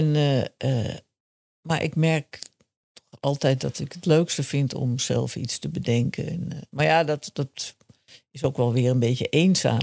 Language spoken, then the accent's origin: Dutch; Amsterdam, North Holland, Netherlands; ik ben eh, opgegroeid in Amsterdam-Zuid